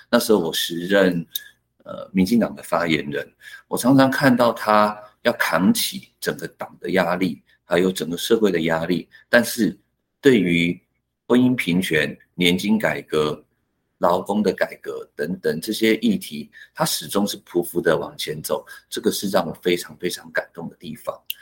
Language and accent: Chinese; Hsinchu County, Taiwan; first language Hakka; Chinese is a second language; also born or lived in Taipei; 其实我那时候念新竹中学的时候，我们班上的三分之一是客家人，我们常常聚在一起讲客家话，都讲得很爽